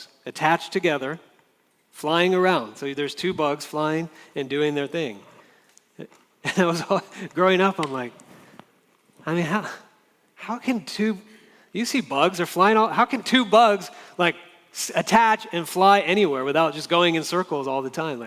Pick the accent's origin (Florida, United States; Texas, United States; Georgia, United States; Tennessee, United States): Florida, United States; Jacksonville; now in Orange, United States; In Florida, where I grew up in Jacksonville, Florida